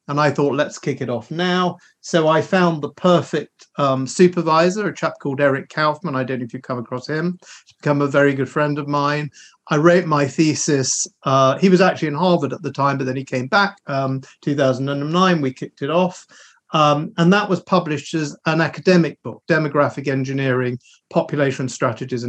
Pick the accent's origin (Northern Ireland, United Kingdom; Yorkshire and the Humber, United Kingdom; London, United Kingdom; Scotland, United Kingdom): London, United Kingdom; I am a Londoner by birth. In fact, I was born in a suburb and lived in a suburb of London for my first 18 years, which is very famous in the UK. It's called Wembley